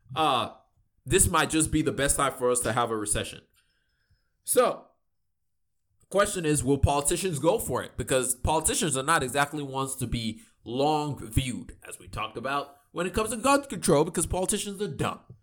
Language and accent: English; Nigeria; me being Nigerian